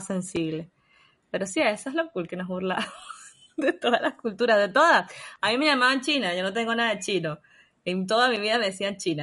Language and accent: Spanish; Venezuela; moved away as an adult; now in Chile; yo amo Venezuela, fue tremenda casa para mí, fue el, lugar donde nací, donde estuve con mi familia, donde están mis amigos